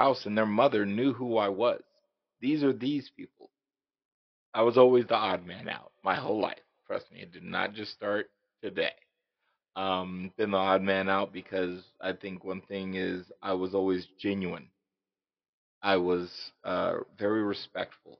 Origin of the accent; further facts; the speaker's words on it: Las Vegas, Nevada, United States; I grew up in Las Vegas